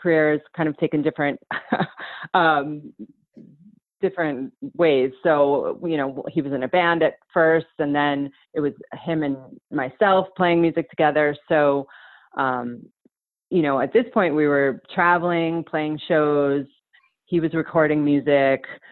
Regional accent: New York, United States; moved away as an adult; now in Joshua Tree, United States; currently I live in Joshua Tree. I'm from New York

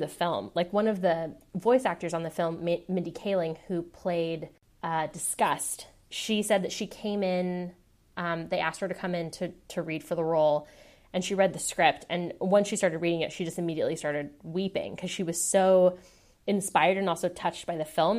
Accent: Seattle, Washington, United States; moved away as an adult; now in San Francisco, United States; I was born and raised in Seattle. I was there until I was eighteen, and then I went away to college.

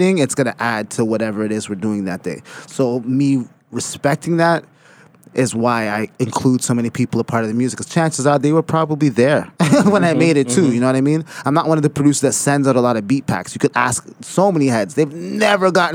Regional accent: Toronto, Ontario, Canada; also born or lived in Mississauga; I come from the city in a real active sense.

